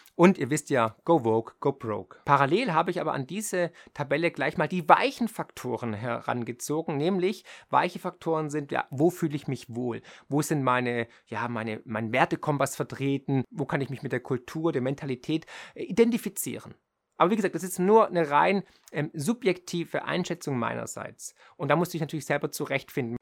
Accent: Germany; hier ist meine Heimat, hier ist meine Familie, hier sind die sozialen Netzwerke

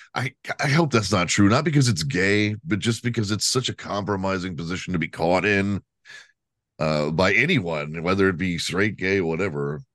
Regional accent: Texas, United States; I'm from Texas

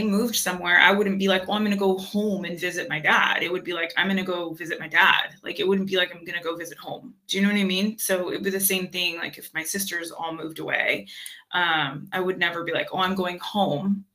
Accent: Seattle, Washington, United States; moved away as an adult; I grew up in Seattle

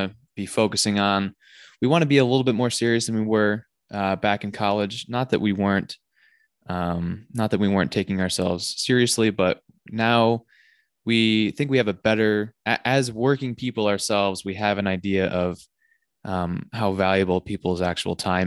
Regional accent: Pittsfield, Massachusetts, United States; my hometown of Pittsfield, Massachusetts

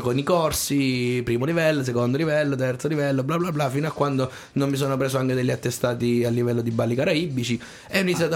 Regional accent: Tortoreto, Abruzzo, Italy; also born or lived in San Benedetto del Tronto / Corropoli; io originario sono di Tortoreto, poi sì. i miei si sono trasferiti a Corropoli

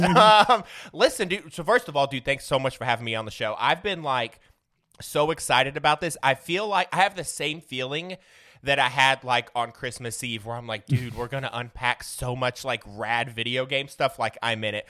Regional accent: Southern Illinois, United States; I'm from Southern Illinois

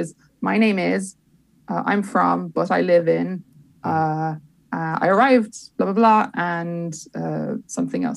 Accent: Dublin, Leinster, Ireland; also born or lived in London; now in Dublin, Ireland; I'm from Dublin, but I live in London

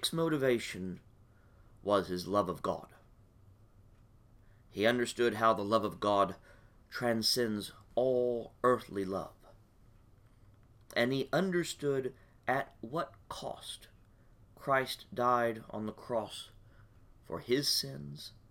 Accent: Beeville, Texas, United States; also born or lived in Waco; I grew up in Beeville

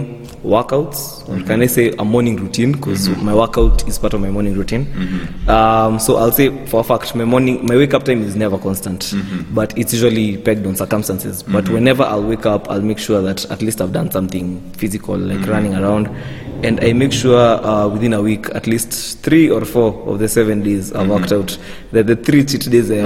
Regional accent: Kenya; Entrepreneur, born and bred in Kenya

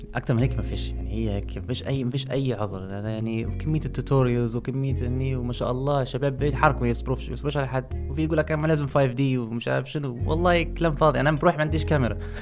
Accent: Libya; احنا في ليبيا

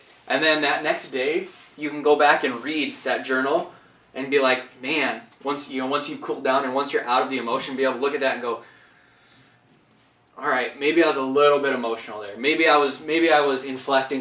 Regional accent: Chamberlain, South Dakota, United States; now in Sioux Falls, United States; I grew up in Chamberlain

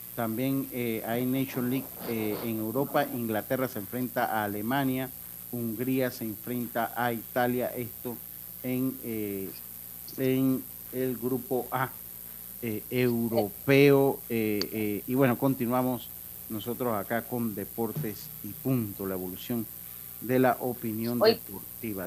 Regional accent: Panama; soy panameño

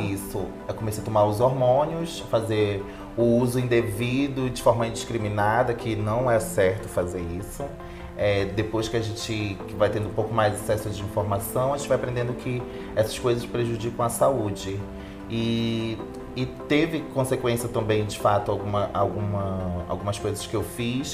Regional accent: Belém, Pará, Brazil; moved away as an adult; now in São Paulo, Brazil; sou paraense

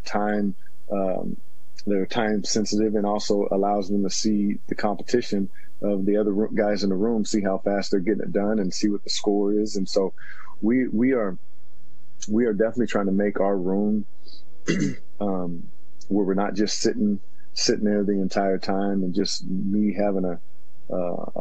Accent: Washington, United States; moved away as an adult; my hometown, it is big time Washington State, big time University of Washington

